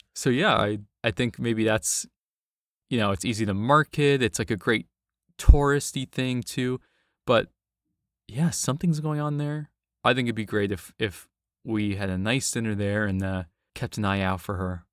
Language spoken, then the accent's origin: English; New York City, New York, United States; in the Bronx, in my hometown